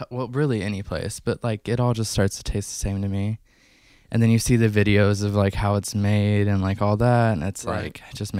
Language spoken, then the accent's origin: English; Evansville, Indiana, United States; Oh, we're from Southern Indiana.